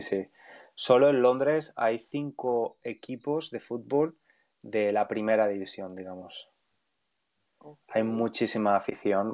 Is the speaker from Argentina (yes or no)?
no; Valencia, Valencian Community, Spain; moved away as an adult; now in London, United Kingdom; Valencia, la ciudad donde nací y crecí, de donde soy